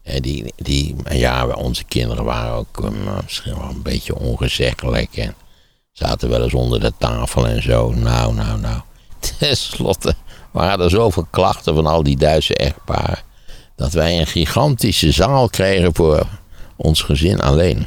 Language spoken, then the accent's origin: Dutch; Wageningen, Gelderland, Netherlands; Ik ben in Wageningen opgegroeid.